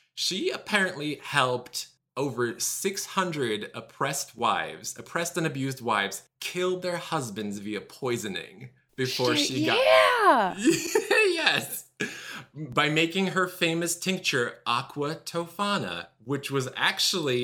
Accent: Russia; moved away; I grew up in Russia, as you know, and the apartments we lived in apparently had asbestos in them.

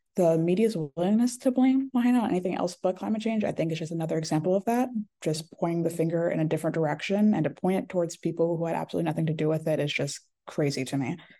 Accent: Bucks County, Pennsylvania, United States; also born or lived in New Jersey / Haiti (ancestry); originally from New Jersey, but I think I've really grown up and become the person I am in Bucks County, honestly. Um, it was an amazing place to grow up

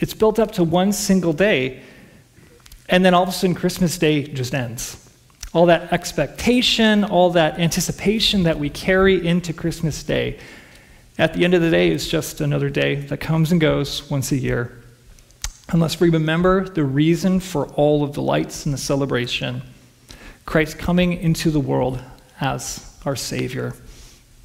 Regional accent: Chicago, Illinois, United States; moved away; I grew up in Chicago

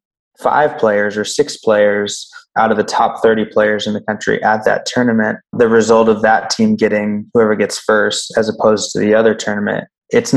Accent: San Diego, California, United States; now in Boise, United States; My family and I was raised in San Diego, California.

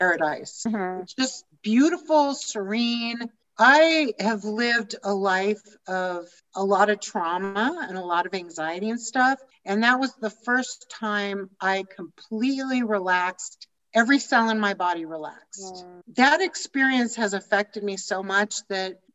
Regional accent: Denver, Colorado, United States; accent: American; moved away as an adult; also born or lived in Chicago; I'm from Denver

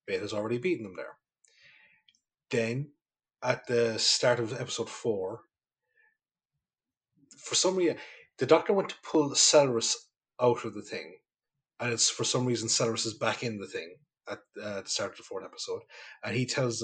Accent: County Kerry, Ireland; moved away; I go home to Kerry

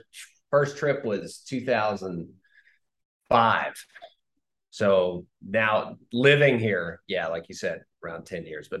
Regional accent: Tennessee, United States; now in Israel; growing up in Ohio like you or Tennessee like me

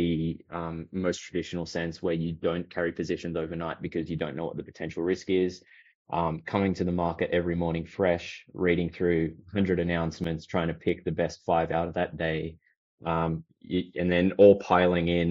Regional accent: Australia; I'm Aussie

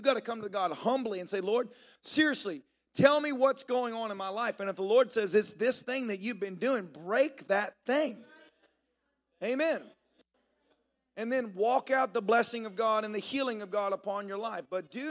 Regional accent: the South, United States; you know, I grew up in the South. I heard the sayings all the time.

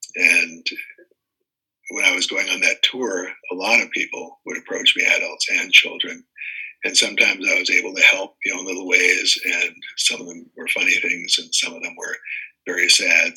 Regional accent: Washington, District of Columbia, United States; also born or lived in East Coast; now in Lake Tahoe, United States; I was born in Washington, D.C.

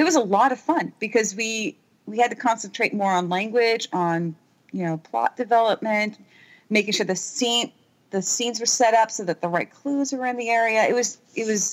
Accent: New England, United States; I'm American

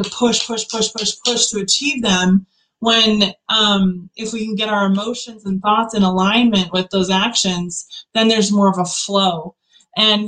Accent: Utah, United States; I'm from Utah originally, born and raised

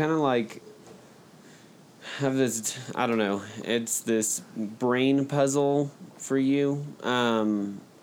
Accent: Alabama, United States; I'm from Alabama, like Keller. Grew up down the road from Keller

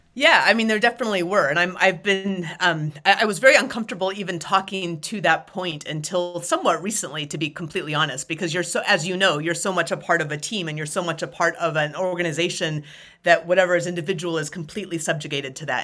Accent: Anchorage, Alaska, United States; moved away as an adult; also born or lived in North Carolina; I grew up in the mountains just outside, uh, of Anchorage, Alaska.

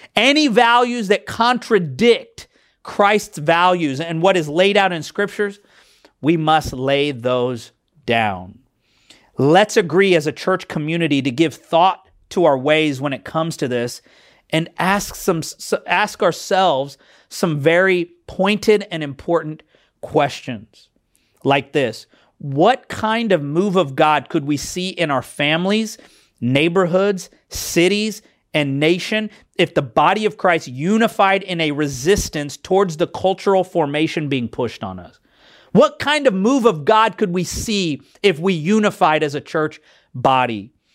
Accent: Kansas City, Missouri, United States; I was born, um, here in America, uh, Kansas City, Missouri

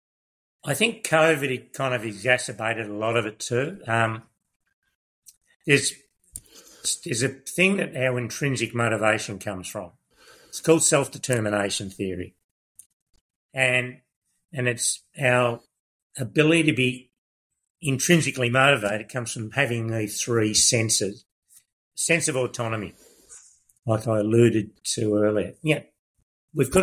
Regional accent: Melbourne, Victoria, Australia; moved away as an adult; also born or lived in Kyabram, Victoria; I was from Broadie. In Melbourne

